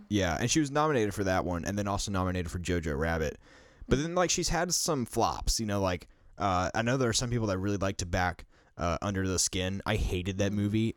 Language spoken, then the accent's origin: English; the South, United States; growing up in the South myself